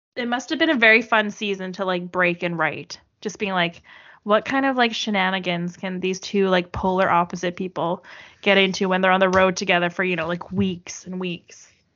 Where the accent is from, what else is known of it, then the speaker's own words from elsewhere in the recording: Canada; accent: Canadian; my horrible Canadian accent